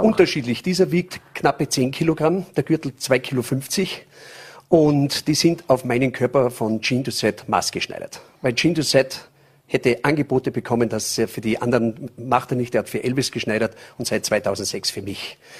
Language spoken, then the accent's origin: German; St. Michael im Lungau, Salzburg, Austria; also born or lived in California / Las Vegas; aktuell in St. Michael im Lungau, das ist Salzburger Land. Da bin ich auch geboren